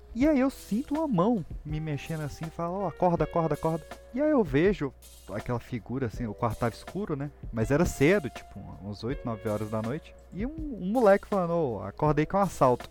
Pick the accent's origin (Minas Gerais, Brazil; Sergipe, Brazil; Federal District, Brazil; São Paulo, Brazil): Federal District, Brazil; Recanto das Emas; onde eu cresci lá, a gente fala muito desse lugar lá no, no, no Pipocast, que é o Recanto das Emas, aqui no Distrito Federal